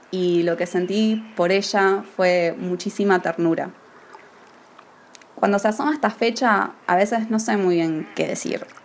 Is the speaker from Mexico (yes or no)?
no; Argentina; also born or lived in United States; gran parte de mi infancia y adolescencia vivía en Estados Unidos y era como que todo ese relato era muy ajeno, era como una leyenda, más que cualquier otra cosa. Pero cuando volví a Argentina, hace unos años, todo empezó a cobrar otro sentido.